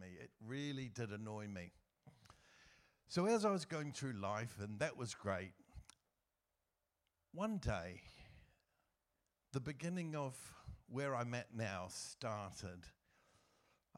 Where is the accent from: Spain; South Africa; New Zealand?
New Zealand; moved away as an adult; also born or lived in Asia; now in United Kingdom; I was raised in New Zealand